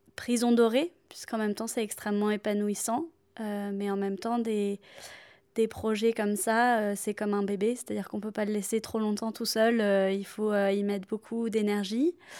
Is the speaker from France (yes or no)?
yes; south of France, France; moved away as an adult; now in Paris, France; je viens du sud de la France et je vis à Paris depuis maintenant 8 ans